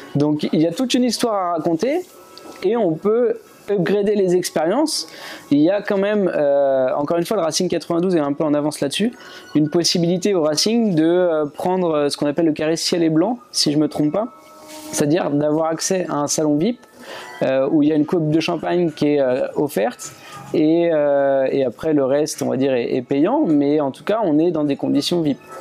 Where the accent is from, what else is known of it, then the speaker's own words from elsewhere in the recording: France; chez nous en France